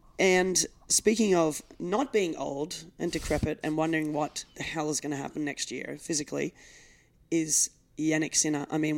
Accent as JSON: {"language": "English", "country": "Australia", "said": "As an Australian"}